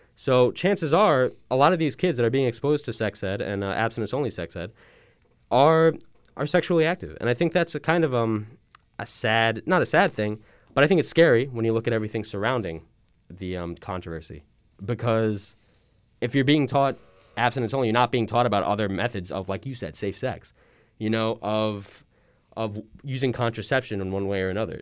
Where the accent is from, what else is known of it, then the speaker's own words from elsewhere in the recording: Suffolk County, Long Island, New York, United States; where I grew up in um, Suffolk County